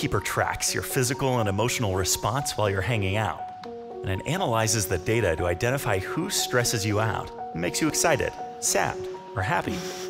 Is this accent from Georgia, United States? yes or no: no; Los Angeles, California, United States; I'm from Los Angeles.